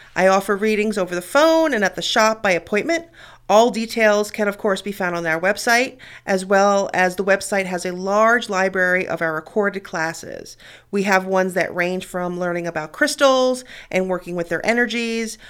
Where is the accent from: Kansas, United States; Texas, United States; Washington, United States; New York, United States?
New York, United States; New York City; moved away; Growing up in New York City, I was exposed to a lot